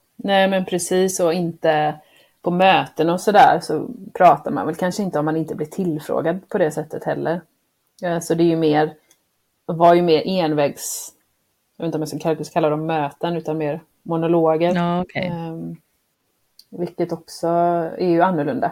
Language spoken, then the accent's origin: Swedish; Sweden; moved away; also born or lived in Croatia / United States; som svensk tjej